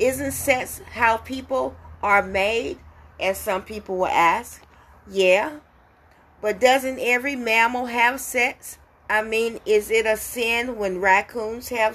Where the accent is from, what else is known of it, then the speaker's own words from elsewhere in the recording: America's Deep South, United States; when I was growing up in America's Deep South